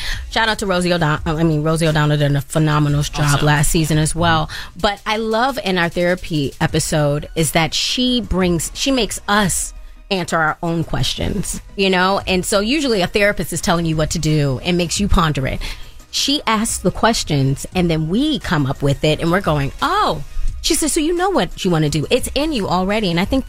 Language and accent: English; Baltimore, Maryland, United States; I'm from Baltimore, so I was able to catch a train back and forth every weekend in between